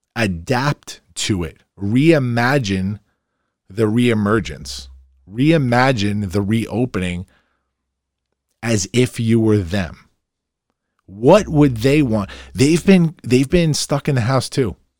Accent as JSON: {"language": "English", "town": "Farmingdale", "region": "New York", "country": "United States", "tie": "born or raised there", "said": "my hometown, Farmingdale."}